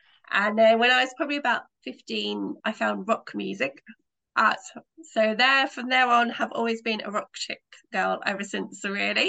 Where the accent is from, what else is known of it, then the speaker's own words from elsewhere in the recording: United Kingdom; accent: British; As you can guess from my accent, I'm a British writer.